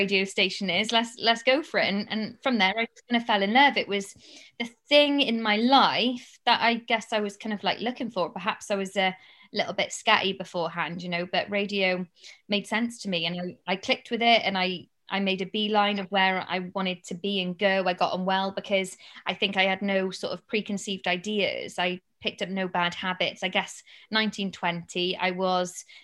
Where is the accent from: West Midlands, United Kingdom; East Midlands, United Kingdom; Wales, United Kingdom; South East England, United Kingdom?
Wales, United Kingdom; Cardiff; moved away as an adult; also born or lived in London; to broadcast to my hometown